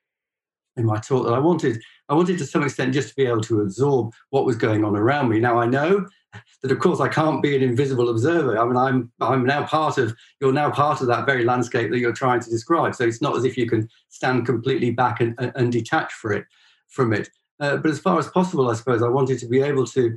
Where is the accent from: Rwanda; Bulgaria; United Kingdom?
United Kingdom; Northwest Wales; moved away as an adult; also born or lived in Connacht, Ireland; now in Ireland; I was brought up in Northwest Wales